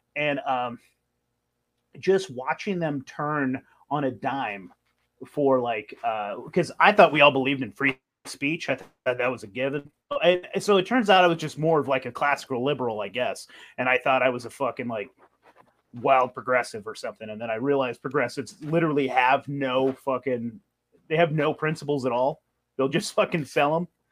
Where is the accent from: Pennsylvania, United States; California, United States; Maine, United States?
California, United States; I grew up in California